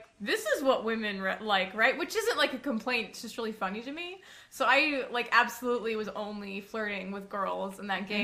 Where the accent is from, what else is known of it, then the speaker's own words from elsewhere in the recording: North Carolina, United States; I grew up in North Carolina mostly